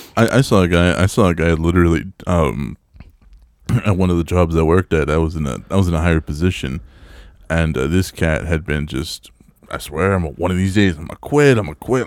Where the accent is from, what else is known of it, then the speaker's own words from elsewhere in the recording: El Paso, Texas, United States; moved away; my hometown of El Paso